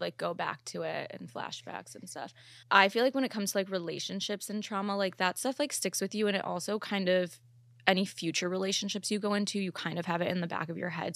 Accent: Chicago, Illinois, United States; moved away; also born or lived in Ohio / Columbus; I'm actually not from Ohio, though. I'm from Chicago, but I lived in Ohio for, like, eight years

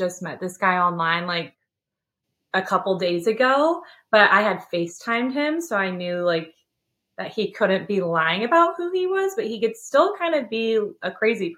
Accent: Sacramento, California, United States; moved away as an adult; also born or lived in Nashville, Tennessee; now in Knoxville, United States; I'm originally from Sacramento, California. And so I lived in California my whole life before I moved to Tennessee in June 2020.

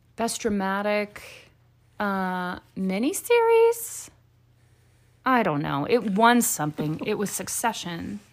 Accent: the South, United States; I grew up in the South

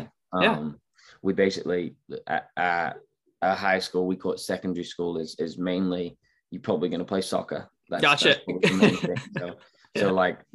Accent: Sheffield, Yorkshire and the Humber, United Kingdom; moved away as an adult; I'm from Sheffield, England

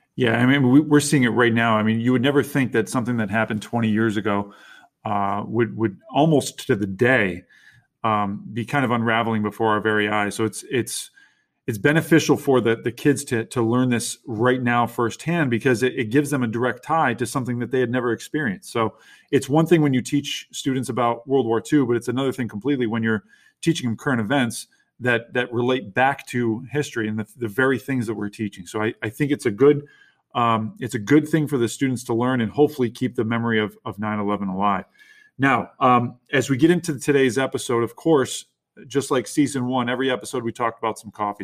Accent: Little Falls, New York, United States; now in Utica, United States; I grew up in, around the Little Falls, New York area

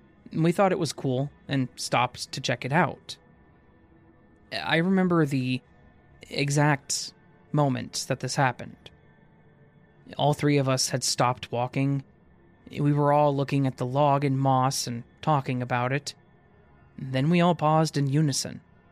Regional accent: Canada; This happened when I was at my auntie's cabin. I'm from Canada, and her cabin was about a 20-minute drive away from the main national park in the southern part of the province that I live in.

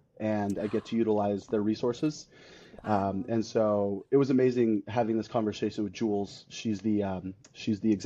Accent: California, United States; born and raised California, lived there my entire life.

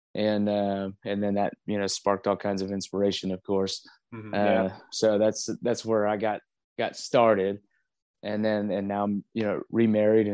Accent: Moore, Oklahoma, United States; also born or lived in San Antonio, Texas / Ramstein, Germany; I was raised in Moore, which is kind of right smack dab in the middle of Oklahoma City

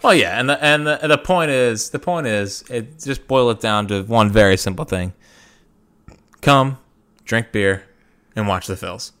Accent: Philadelphia, Pennsylvania, United States; being a Philadelphian

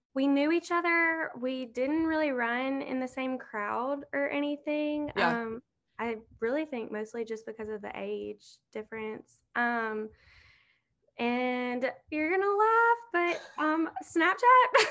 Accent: Southaven, Mississippi, United States; also born or lived in Hernando, Mississippi; I'm from South Haven, but I mean, it's like the same thing basically. We went to the same high school

